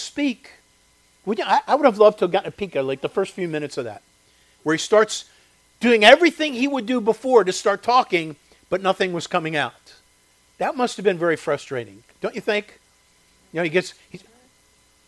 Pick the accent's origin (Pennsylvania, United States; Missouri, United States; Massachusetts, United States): Pennsylvania, United States; Chester County; where I grew up in Chester County, there was a quarry